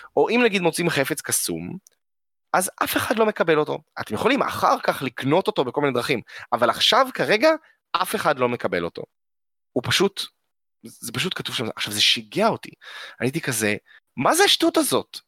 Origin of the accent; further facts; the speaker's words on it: Israel; אנחנו ישראלים מתוחכמים